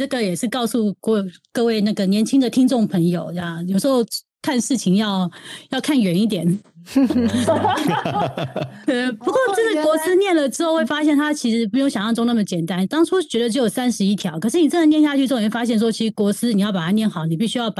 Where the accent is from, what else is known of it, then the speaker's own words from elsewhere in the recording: Osaka, Japan; 像我们大阪人就是比较直接啊，